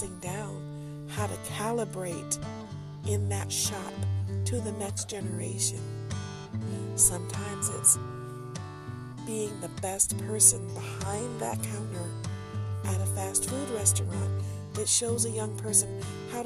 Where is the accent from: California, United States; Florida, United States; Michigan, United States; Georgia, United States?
Michigan, United States; Detroit; accent: country twang; You can tell I'm from Detroit.